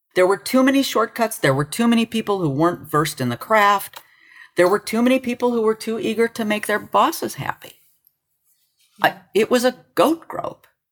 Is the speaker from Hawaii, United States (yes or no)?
no; Los Alamos, New Mexico, United States; I was born in Los Alamos